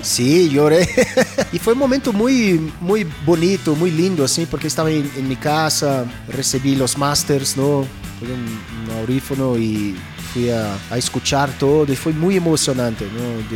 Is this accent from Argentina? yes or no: no; Brazil; yo crecí en Brasil en los 70, Yo fui a escuela en los 70